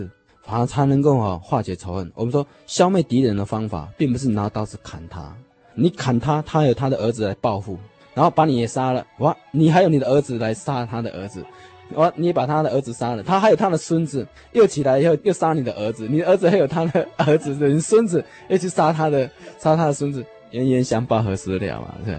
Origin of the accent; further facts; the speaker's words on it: China; 老子哈的哲学呢，就是我们中国人啊一个很独特的一种哲学方式